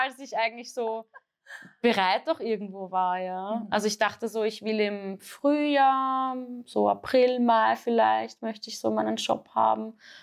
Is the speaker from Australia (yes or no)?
no; Austria; bei uns in Österreich